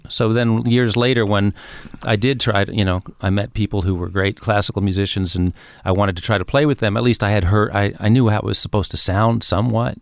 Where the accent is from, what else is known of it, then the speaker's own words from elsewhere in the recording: New York City, New York, United States; also born or lived in Queens; I grew up in Manhattan